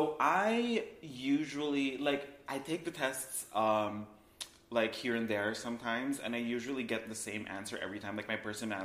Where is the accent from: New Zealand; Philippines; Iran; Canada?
Philippines; moved away as an adult; also born or lived in Manila, Philippines; now in Los Angeles, United States; I grew up in the Philippines. I grew up in a very tropical country where it's very hot and it's very humid